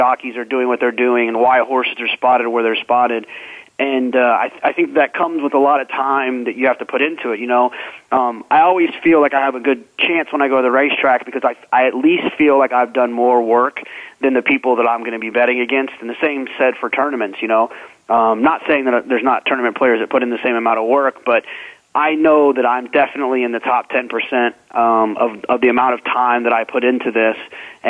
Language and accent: English; Dallas, Texas, United States; also born or lived in Austin, Texas; I grew up in Dallas, about 20 minutes from Lone Star Park